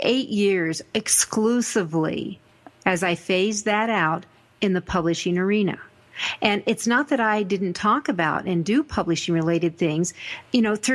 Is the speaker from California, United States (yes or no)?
no; Denver, Colorado, United States; I come from Denver